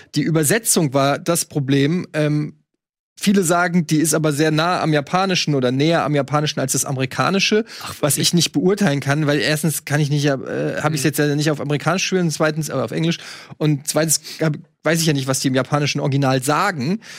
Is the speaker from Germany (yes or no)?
yes; Germany; als Deutscher